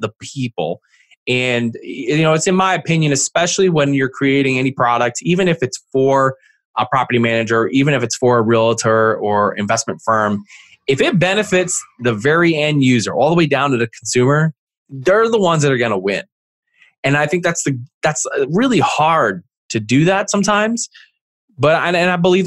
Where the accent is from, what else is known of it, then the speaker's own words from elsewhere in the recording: East Coast, outside of Philadelphia, Pennsylvania, United States; I'm from the East Coast, outside of Philly.